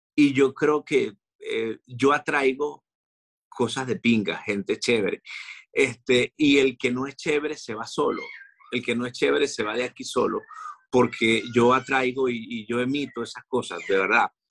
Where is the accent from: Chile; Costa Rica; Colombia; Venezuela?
Venezuela; now in Madrid, Spain